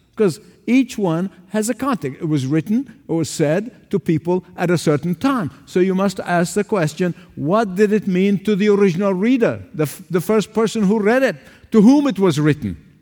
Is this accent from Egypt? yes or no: yes; Egypt; moved away; Back in the sixties in my hometown, where I was, where I grew up in Egypt